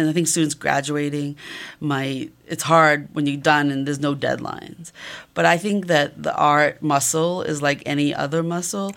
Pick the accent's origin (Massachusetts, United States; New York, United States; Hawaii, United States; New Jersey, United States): Massachusetts, United States; moved away; also born or lived in Columbus, Ohio; I'm originally from Massachusetts.